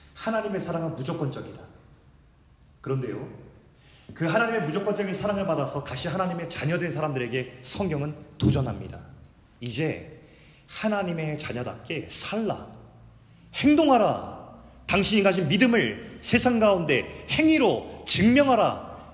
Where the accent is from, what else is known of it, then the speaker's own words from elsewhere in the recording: South Korea; also born or lived in Jamsil, Seoul; 거기서 태어났는데 제 아버지가 농촌 목회를 하신다고 태어난 지 제가 몇 개월 되지 않아 가지고 정말 시골로 갔어요. 그때부터 이제 시골의 라이프가 이제 시작됩니다